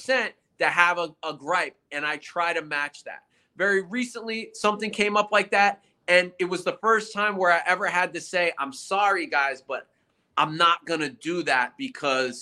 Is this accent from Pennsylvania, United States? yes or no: no; New York City, New York, United States; I'm a New York City guy